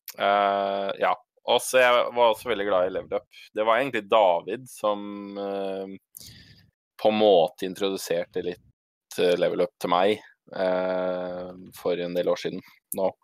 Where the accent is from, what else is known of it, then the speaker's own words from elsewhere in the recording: Tønsberg, Vestfold, Norway; now in Stokke, Norway; Jeg er også fra Tønsberg. Uh, bor dessverre i Stokke, ikke i Tønsberg.